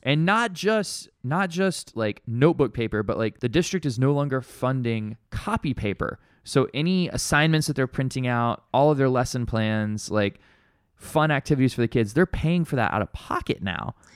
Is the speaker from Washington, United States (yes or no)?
no; Alabama, United States; now in Honolulu, United States; I grew up in Alabama